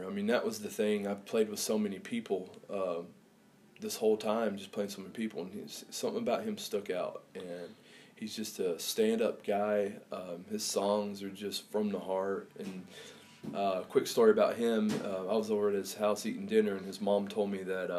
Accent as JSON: {"language": "English", "region": "Wyoming", "country": "United States", "tie": "born or raised there", "said": "I was born in Wyoming, my dad and mom moved out to Wyoming, wanted to do the kind of the Rocky Mountain thing"}